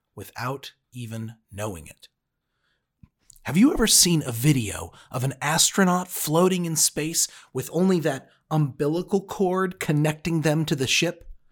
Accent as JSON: {"language": "English", "country": "United States", "lives_now": "Cincinnati, United States", "said": "As an American"}